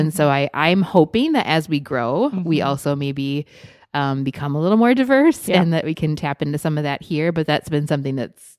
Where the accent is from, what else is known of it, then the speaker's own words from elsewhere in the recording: Midwest, United States; I'm just particularly connecting with it as a Midwesterner.